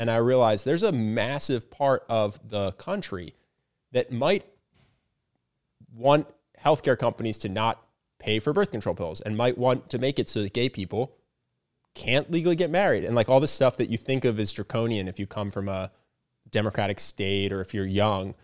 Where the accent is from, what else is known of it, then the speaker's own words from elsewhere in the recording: Pennsylvania, United States; growing up in Pennsylvania.